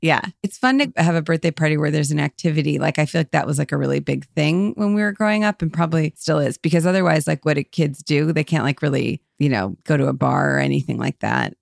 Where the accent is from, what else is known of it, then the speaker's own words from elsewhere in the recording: outside Cleveland, Ohio, United States; we're from right outside of Cleveland